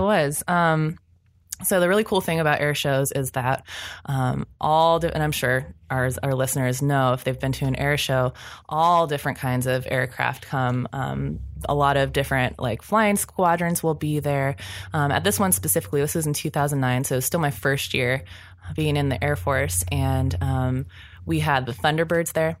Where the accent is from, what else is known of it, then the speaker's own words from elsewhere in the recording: Ohio, United States; I grew up in Ohio